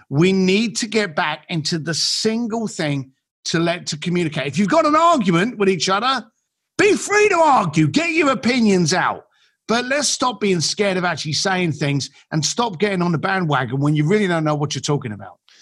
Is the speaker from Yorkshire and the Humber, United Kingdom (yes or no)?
no; London, United Kingdom; moved away; I'm an Irish kid from East London